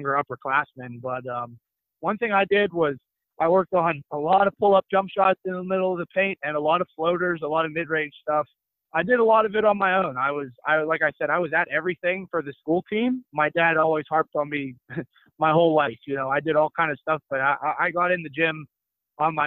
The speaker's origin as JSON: {"language": "English", "town": "Murrysville", "region": "Pennsylvania", "country": "United States", "tie": "born or raised there", "also_born_or_lived": "Spain", "moved": "as an adult", "said": "I'm a Pittsburgh kid. I'm from Murrysville, Pennsylvania. Grew up, played high school basketball at Franklin Regional in Western PA"}